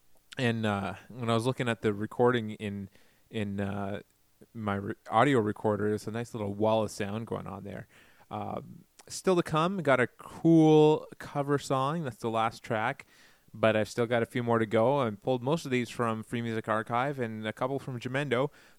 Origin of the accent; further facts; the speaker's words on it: Ottawa, Ontario, Canada; … from Ottawa, which is cool to find a band from my hometown